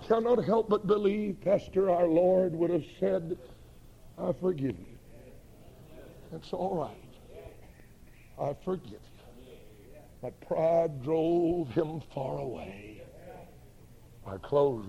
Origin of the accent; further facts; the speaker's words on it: northeast Georgia, United States; also born or lived in Highlands, North Carolina; We moved from Highlands down into the northeast part of the state of Georgia, where I've lived from there, or from that time until now